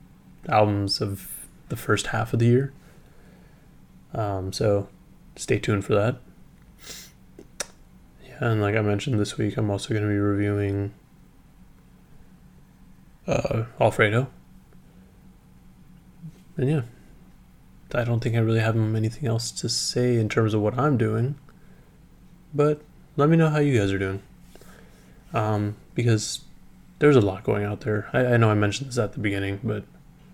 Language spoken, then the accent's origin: English; San Leandro, California, United States; my hometown of San Leandro